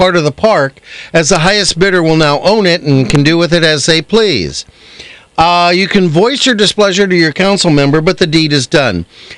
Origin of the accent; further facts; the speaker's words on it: East Coast, United States; accent: East Coast; I don't know what. I got my East Coast accent going on.